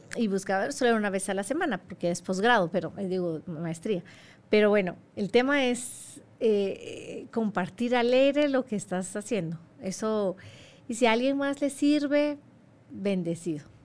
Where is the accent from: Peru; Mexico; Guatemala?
Guatemala; moved away as an adult; now in Saudi Arabia; yo soy de Guatemala